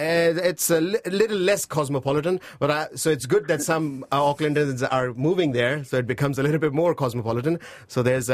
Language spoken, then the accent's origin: English; Pakistan; moved away as an adult; also born or lived in Christchurch; now in New Zealand; You can say I'm from Pakistan, but my first home was Christchurch when I landed. And I went through the earthquake, and, you know, I landed in 2010, 2011 earthquake. So most of my time in Christchurch was post-earthquake.